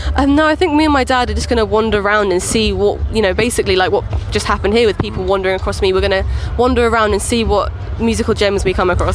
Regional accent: Lowestoft, East of England, United Kingdom; I'm from Lowestoft and I have Lowestoft Beach within like right. sort of a quick drive

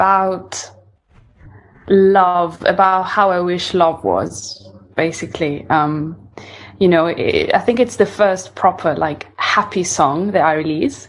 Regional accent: Ferrara, Emilia-Romagna, Italy; moved away as an adult; now in London, United Kingdom; I was born in Italy and grew up there.

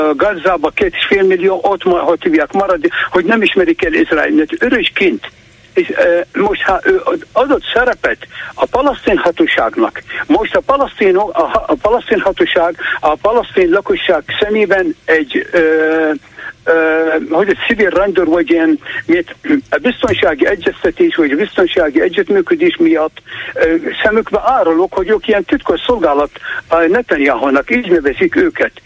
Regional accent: Iraq; Hungarian is a second language; moved away as an adult; now in Hungary; Iráki, állam, iráki magyar állampolgár.

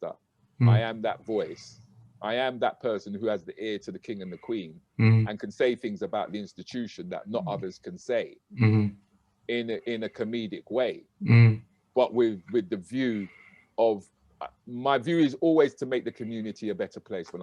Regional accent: United Kingdom; we can be proud of being Black British

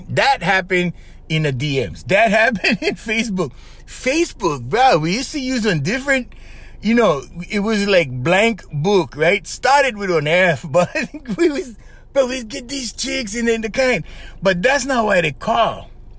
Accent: Kauai, Hawaii, United States; also born or lived in Oahu; The hometown I'm from, which is on the island of Kauai

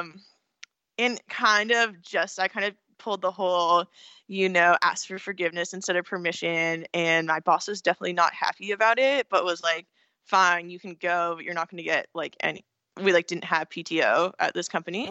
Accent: California, United States; also born or lived in Pennsylvania; I'm from California

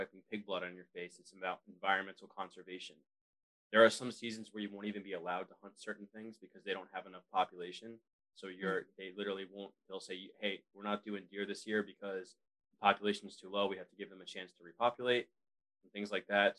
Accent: New York, United States; I grew up in New York

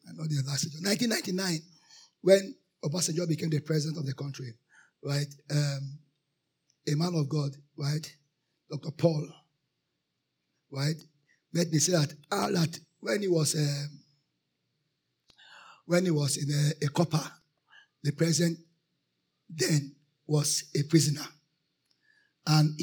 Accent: Nigeria; I am a Christian. Righteous before I'm a Nigerian

